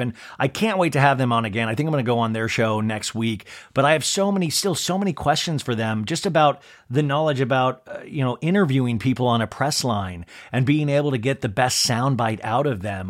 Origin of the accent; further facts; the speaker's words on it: Kansas, United States; when I was a kid growing up in Kansas